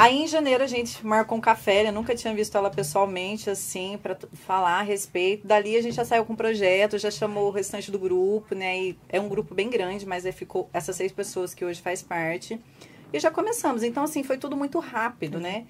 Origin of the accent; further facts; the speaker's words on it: Guaxupé, Minas Gerais, Brazil; Eu sou de Guaxupé